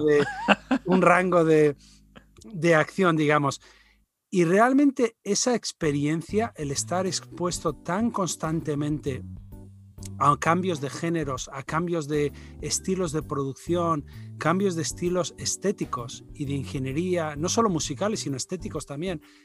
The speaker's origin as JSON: {"language": "Spanish", "region": "Basque Country", "country": "Spain", "said": "soy eh, de origen español, eh, vasco del, de la zona norte"}